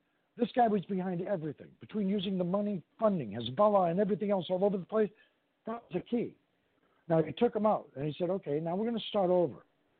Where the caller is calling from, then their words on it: New York, United States; from New York.